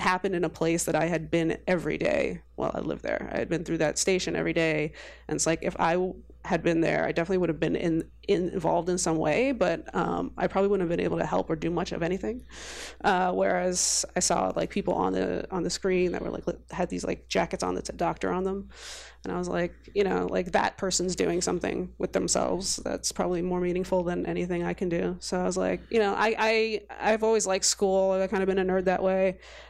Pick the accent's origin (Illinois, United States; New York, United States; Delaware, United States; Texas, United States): New York, United States; New York City; moved away as an adult; also born or lived in London; now in Boston, United States; I grew up in New York City my whole life.